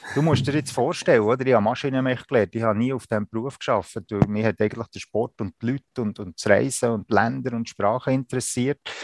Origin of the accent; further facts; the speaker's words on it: Spiez, Bern, Switzerland; moved away as an adult; now in Canton of Zug, Switzerland; Ich bin in Spiez am See aufgewachsen